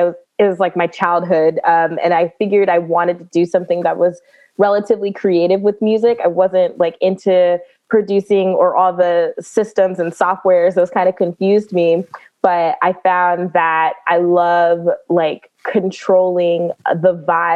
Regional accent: Prince George's County, Maryland, United States; I am born and raised in Prince George's County, Maryland.

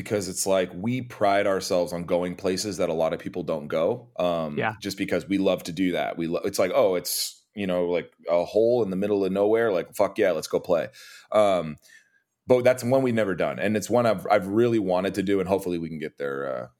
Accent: Costa Mesa, California, United States; also born or lived in Long Beach / Montreal; So I was born in Long Beach, and then I grew up in Costa Mesa, and then kind of around the time when the band started, my mom took us down to South Orange County.

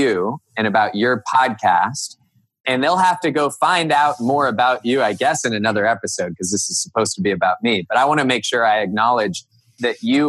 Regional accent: Cupertino, California, United States; moved away as an adult; also born or lived in Northern Virginia; now in Hudson, United States; I grew up in Cupertino, California.

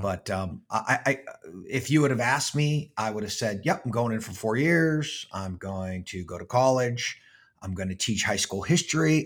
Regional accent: Pittsburgh, Pennsylvania, United States; I was born and raised in Pittsburgh, Pennsylvania

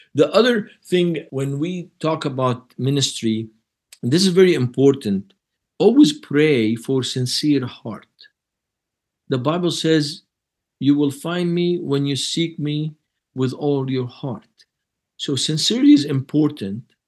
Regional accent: Lebanon; moved away; I'm from Lebanon, but I'm not Moroccan.

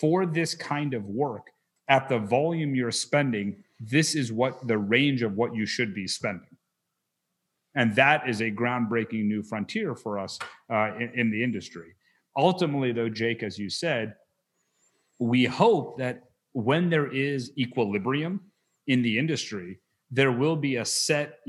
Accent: Wichita, Kansas, United States; moved away; I was raised in Wichita

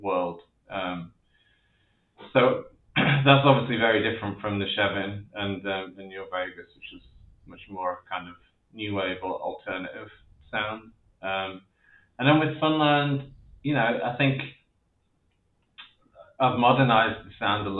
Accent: near Leeds, Yorkshire and the Humber, United Kingdom; moved away; growing up in Leeds, which was not that I grew up in the city, but Leeds was the nearest city to the town I grew up

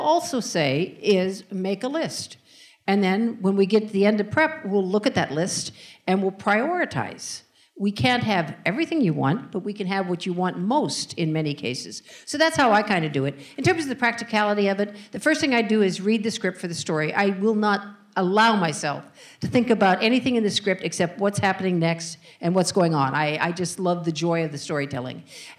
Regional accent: Northern California, United States; moved away as an adult; now in New York, United States; I grew up in Northern California, went to UC Berkeley

